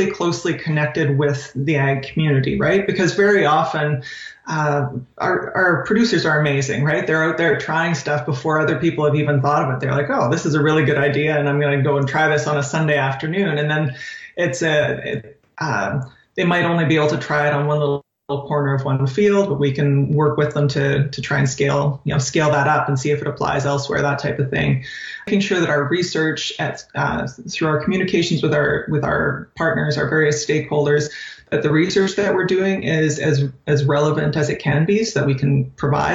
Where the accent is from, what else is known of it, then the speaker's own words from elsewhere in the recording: Saskatchewan, Canada; moved away as an adult; also born or lived in California; now in Saskatoon, Canada; I grew up in Saskatchewan, so I grew up on a farm just north of St. Bruce, Saskatchewan, a mixed farm